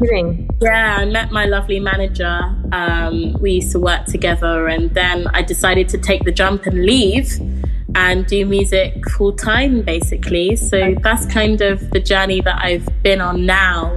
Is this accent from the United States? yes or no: no; London, United Kingdom; I grew up in Camden in London